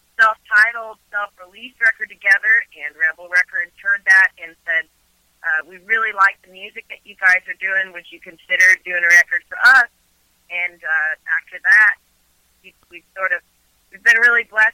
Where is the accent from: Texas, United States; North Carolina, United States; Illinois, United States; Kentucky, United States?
Illinois, United States; southern; now in Nashville, United States; we're actually in southern Illinois, where I'm from